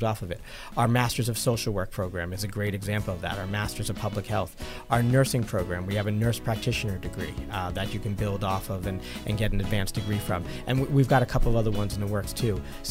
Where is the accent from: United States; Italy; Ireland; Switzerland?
United States; New York; moved away as an adult; also born or lived in Potsdam, New York / Virginia / Philadelphia; now in Buffalo, United States; I'm originally from New York, but the other part of the state.